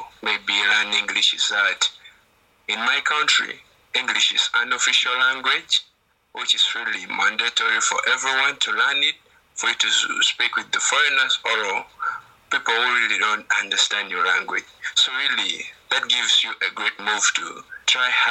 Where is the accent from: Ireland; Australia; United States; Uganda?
Uganda; English is a second language; I'm from Uganda